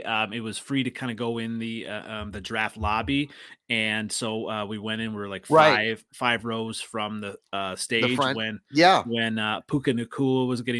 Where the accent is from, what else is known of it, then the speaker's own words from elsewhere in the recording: Iowa, United States; also born or lived in Minnesota; now in Wisconsin, United States; So actually, I grew up in Iowa, and I still have the VHS of the …